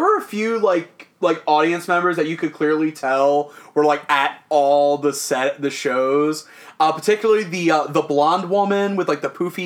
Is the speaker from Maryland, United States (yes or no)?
yes; Maryland, United States; I'm from Maryland.